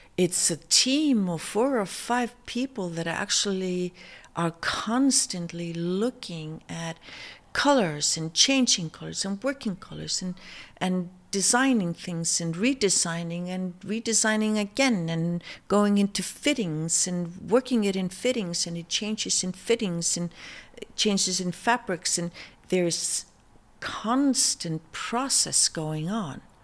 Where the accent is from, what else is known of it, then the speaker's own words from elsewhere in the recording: Iceland; moved away as an adult; also born or lived in New York, United States; coming from Iceland